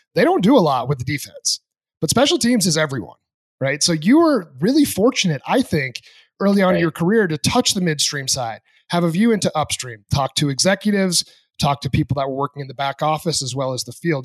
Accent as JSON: {"language": "English", "region": "New Hampshire", "country": "United States", "tie": "born or raised there", "moved": "yes", "said": "I grew up in New Hampshire"}